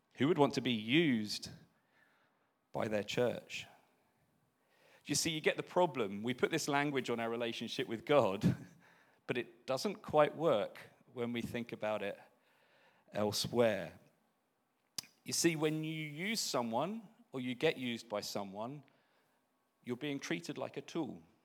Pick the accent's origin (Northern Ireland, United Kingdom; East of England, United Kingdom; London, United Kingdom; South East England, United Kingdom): Northern Ireland, United Kingdom; Belfast; we're born and bred in Belfast in Northern Ireland